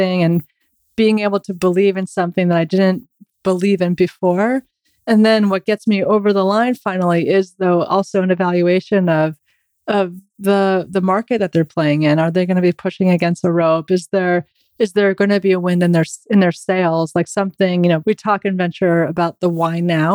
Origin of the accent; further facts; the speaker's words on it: New York, United States; as a New Yorker